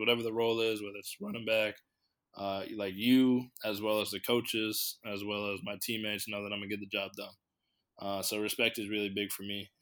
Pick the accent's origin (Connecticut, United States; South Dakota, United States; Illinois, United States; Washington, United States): Connecticut, United States; I'm from Connecticut